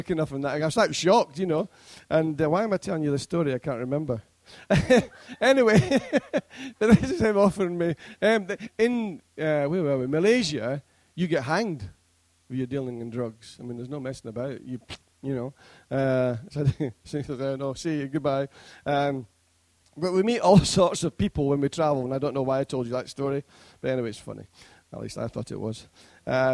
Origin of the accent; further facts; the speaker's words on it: Scotland, United Kingdom; now in Preston, United Kingdom; being a Scotsman